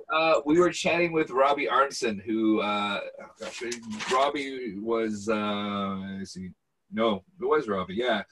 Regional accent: Seattle, Washington, United States; I grew up in Seattle

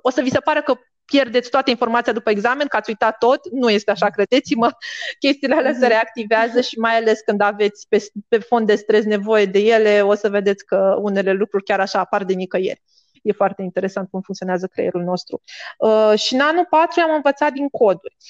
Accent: Bacău, Bacău County, Romania; moved away as an adult; now in Bucharest, Romania; eu vin și din Bacău, în provincie

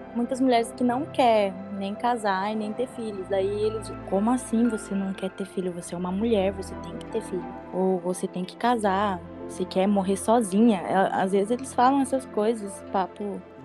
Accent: Brazil; now in Spain; eu sou brasileiro

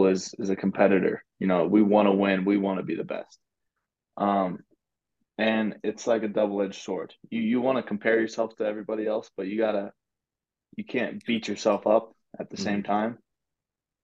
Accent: Lubbock, Texas, United States; I grew up in Lubbock, Texas

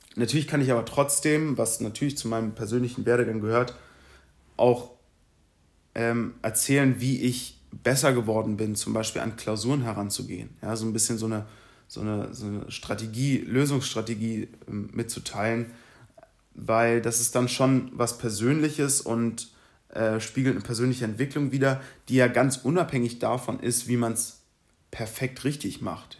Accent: Berlin, Germany; moved away as an adult; now in Munich, Germany; ich bin in Berlin geboren, 2015 nach München gezogen

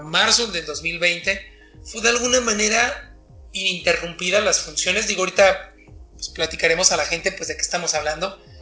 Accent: Mexico City, Mexico; moved away as an adult; now in Mexicali, Mexico; soy chilango de nacimiento, pero cachanilla por adopción

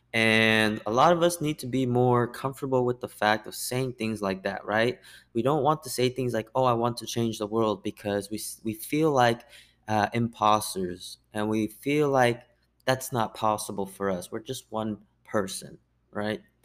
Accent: United States; I'm Korean American

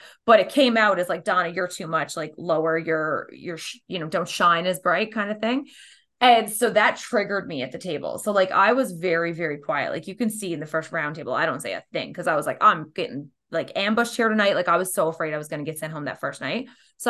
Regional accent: Canada; We're too Canadian or something.

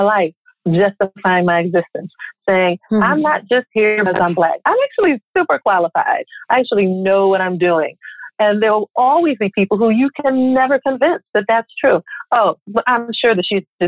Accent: Philadelphia, Pennsylvania, United States; moved away as an adult; When I left Philadelphia and went to FAMU

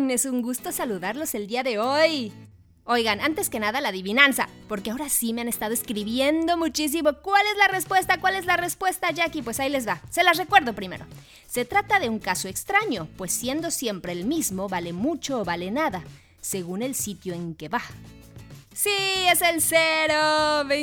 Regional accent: Argentina; Y nos somos de Argentina. Somos de Argentina.

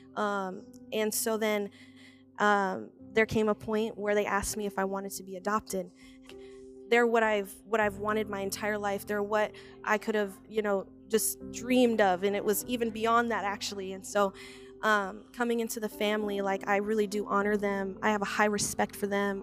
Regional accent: Marshalltown, Iowa, United States; also born or lived in Des Moines; I am from Marshalltown.

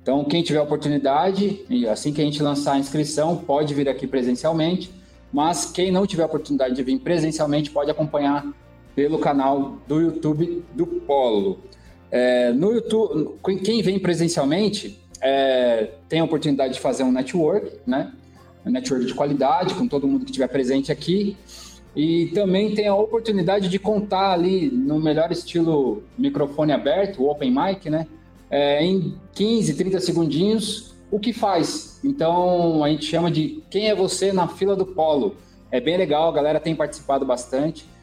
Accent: São Paulo, Brazil; also born or lived in São Bernardo do Campo; Não, nasci em São Paulo. Nasceu em São Paulo, capital. São Paulo, capital, isso.

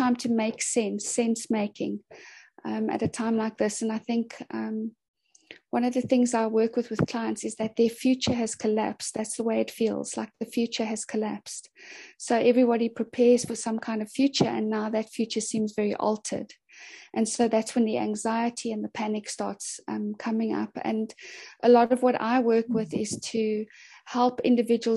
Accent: Cape Town, Western Cape, South Africa; I'm from Cape Town in Sea Point

